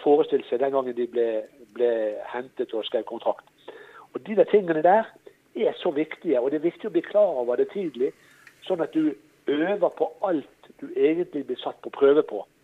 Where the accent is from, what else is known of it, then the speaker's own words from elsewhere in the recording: Norway; also born or lived in Florida; jeg er fra Norge